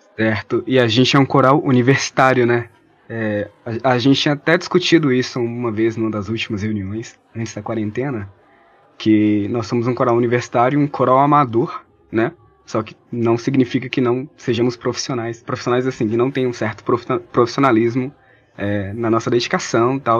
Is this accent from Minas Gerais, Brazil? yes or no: yes; São Francisco, Minas Gerais, Brazil; also born or lived in Montes Claros / Januária; now in Viçosa, Brazil; Eu sou Montes Clarense. minha família, eu cresci em São Francisco, que é a cidade da minha família